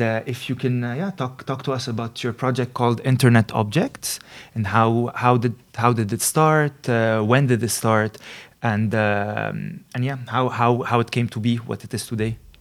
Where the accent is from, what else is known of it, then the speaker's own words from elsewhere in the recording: Lebanon; moved away as an adult; now in Netherlands; I come from Lebanon